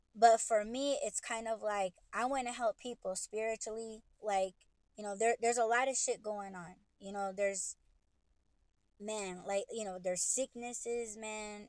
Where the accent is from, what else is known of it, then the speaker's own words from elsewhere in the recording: United States; I'm Native American